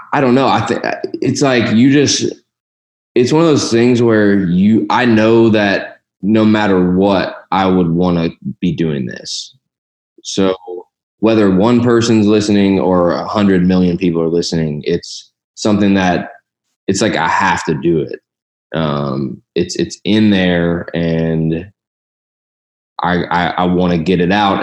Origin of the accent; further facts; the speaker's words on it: Louisville, Kentucky, United States; also born or lived in Columbus, Ohio / Bardstown, Kentucky; moved to Louisville, Kentucky, which is where I grew up, spent most of my childhood there.